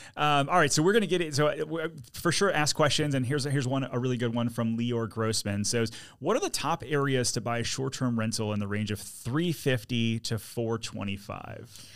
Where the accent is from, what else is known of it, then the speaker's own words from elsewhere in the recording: Detroit, Michigan, United States; now in Orlando, United States; I'm from Detroit originally